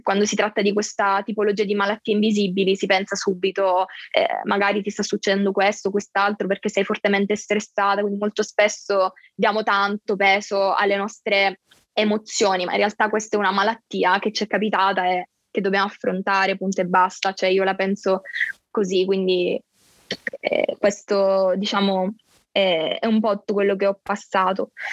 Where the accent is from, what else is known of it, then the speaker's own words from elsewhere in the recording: Catania, Sicily, Italy; ho 22 anni e sono di Catania, quindi vengo dal sud Italia